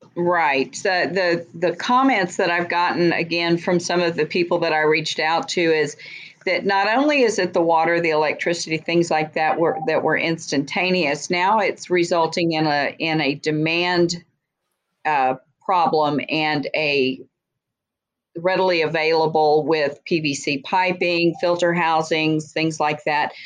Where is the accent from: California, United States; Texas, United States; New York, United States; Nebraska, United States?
Texas, United States; I was born and raised in Texas